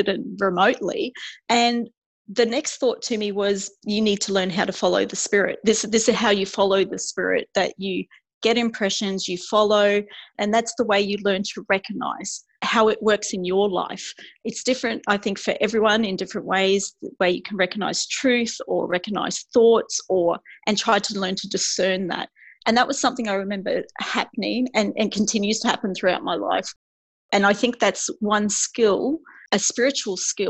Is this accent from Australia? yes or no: yes; Queensland, Australia; also born or lived in Gosnells, Western Australia; my parents were actually moved to Queensland just before I was born.